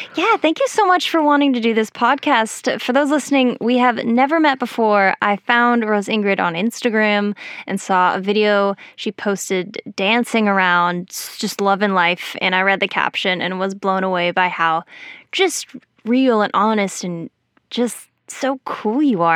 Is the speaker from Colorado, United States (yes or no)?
yes; Colorado, United States; I grew up in Colorado where similar things happen.